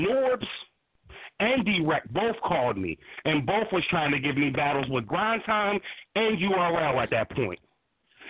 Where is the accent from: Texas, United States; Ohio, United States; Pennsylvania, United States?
Pennsylvania, United States; Philadelphia; my hometown, Philly